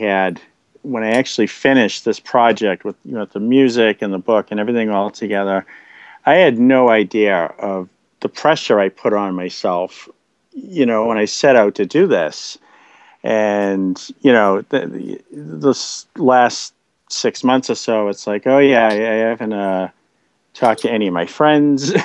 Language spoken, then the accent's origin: English; Boston, Massachusetts, United States; based on neighborhood I grew up in around Boston